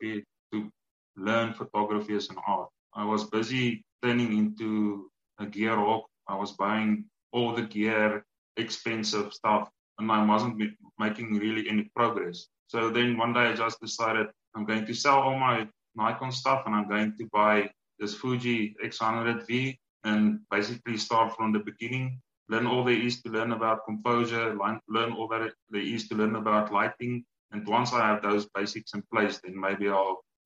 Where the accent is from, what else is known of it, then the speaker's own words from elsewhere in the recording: South Africa; I'm from South Africa